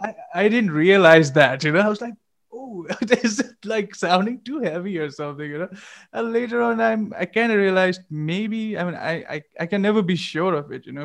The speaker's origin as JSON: {"language": "English", "town": "Gangtok", "region": "Sikkim", "country": "India", "moved": "yes", "said": "since I'm from Gangtok and you know Sikkim's like kind of we were always kind of far away from the scene"}